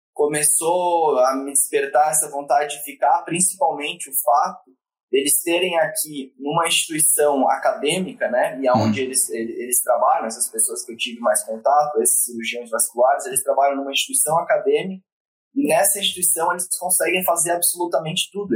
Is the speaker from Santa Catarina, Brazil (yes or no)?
yes; Florianópolis, Santa Catarina, Brazil; moved away; eu sou natural de Florianópolis, né? Uh, minha família está toda lá